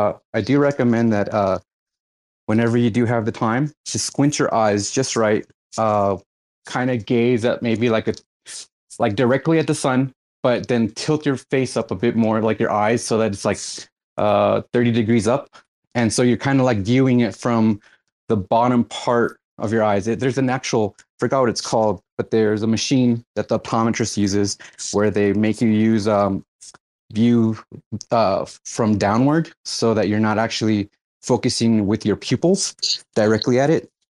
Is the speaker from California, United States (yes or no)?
yes; California, United States; Yes, so I'm Californian.